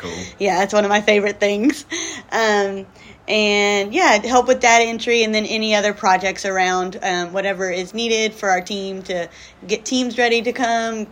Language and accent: English; South Georgia, United States; moved away as an adult; now in Dominican Republic; I grew up in South Georgia, um, born and raised